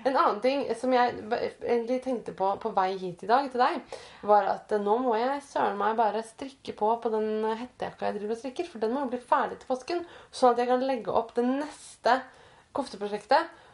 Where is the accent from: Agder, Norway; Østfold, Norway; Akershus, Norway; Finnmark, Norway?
Østfold, Norway; jeg, jeg vokste opp i Østfold